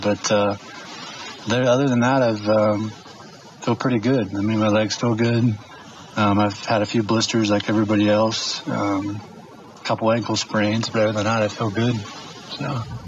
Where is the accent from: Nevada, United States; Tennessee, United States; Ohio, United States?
Ohio, United States; Dayton, Cincinnati, Ohio area, United States; I'm from the Dayton, Cincinnati, Ohio area.